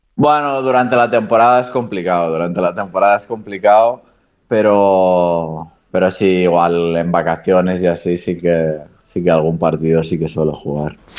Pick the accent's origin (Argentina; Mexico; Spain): Spain; Barcelona, Catalonia; moved away as an adult; also born or lived in Japan / Granada; now in Andorra; cerca de, de Barcelona, que es de donde soy